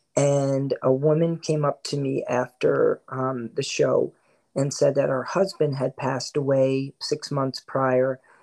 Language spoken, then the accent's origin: English; New Jersey, United States; also born or lived in Queens, New York; I grew up in Queens um, until I was about nine years old. And then my family moved to New Jersey, um, down by the Jersey Shore, where I spent most of my um, teen years and early 20s